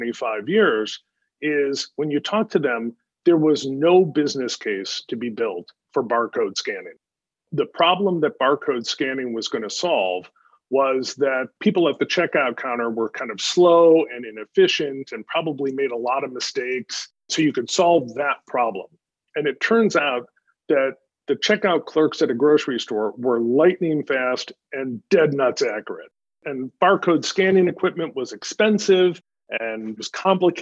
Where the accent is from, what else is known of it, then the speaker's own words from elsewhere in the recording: Wisconsin, United States; moved away as an adult; I was born and raised in Wisconsin